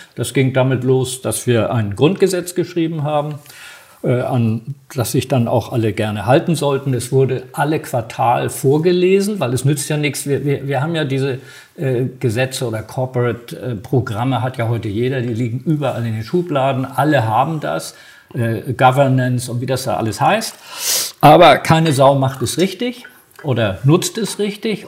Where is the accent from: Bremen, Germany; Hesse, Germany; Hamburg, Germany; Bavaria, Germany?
Hamburg, Germany; also born or lived in Düsseldorf; ich ja dann zurück nach Hamburg wollte, weil ich ja sozusagen Hamburger bin